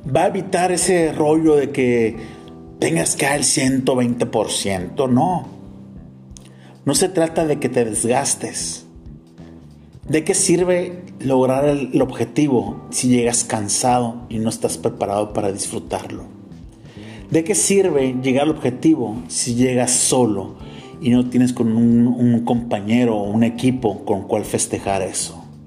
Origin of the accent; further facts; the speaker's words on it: Mexico; como mexicanos